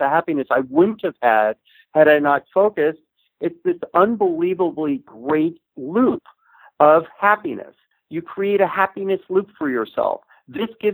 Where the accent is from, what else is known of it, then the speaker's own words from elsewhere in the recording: Los Angeles, California, United States; I said, Los Angeles